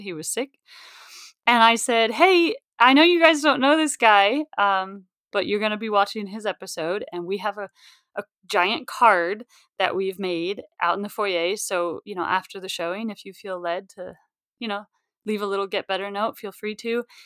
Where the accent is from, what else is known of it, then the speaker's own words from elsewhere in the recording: Mount Shasta, California, United States; moved away as an adult; also born or lived in San Francisco, United States / New York, United States; I grew up in Mount Shasta, which, if you don't know it, it's about 3,000 people.